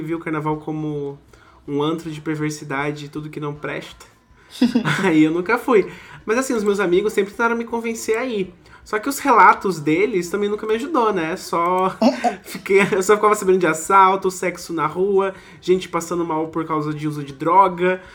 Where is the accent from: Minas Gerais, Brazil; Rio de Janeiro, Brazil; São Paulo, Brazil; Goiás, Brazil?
São Paulo, Brazil; Campos do Jordão; now in Manaus, Brazil; nasci em Campos do Jordão, interior de São Paulo